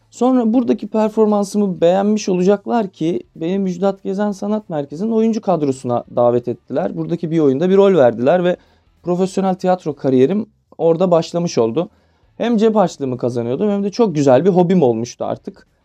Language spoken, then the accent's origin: Turkish; Ankara, Turkey; moved away as an adult; now in Istanbul, Turkey; 19 Mayıs 1992'de Ankara Çankaya'da Gazi Hastanesi'nde doğdum ve 27 yıl bilfiil Ankara'da yaşadım. Sonra 2,5 yıl önce 2019'un Aralık ayında İstanbul'a yerleşmek durumunda kaldım.